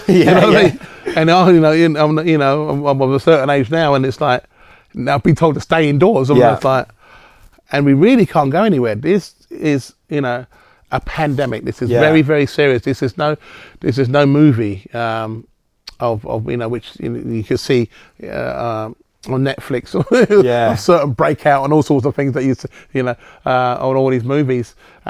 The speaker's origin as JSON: {"language": "English", "country": "United Kingdom", "also_born_or_lived": "Singapore / Spain / Manchester", "moved": "as an adult", "lives_now": "Melbourne, Australia", "said": "I'm not an Australian citizen, that means I would have had to go back to the UK."}